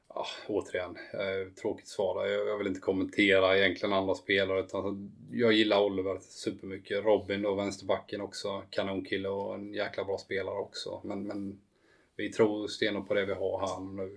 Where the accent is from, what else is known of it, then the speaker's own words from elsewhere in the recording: Habo, Jönköping County, Sweden; Habo där jag kommer från